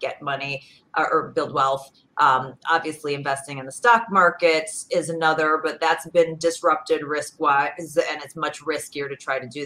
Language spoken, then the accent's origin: English; Chicago suburbs, Illinois, United States; I'm from Illinois originally. I grew up in the suburbs. You know, Chicago is my home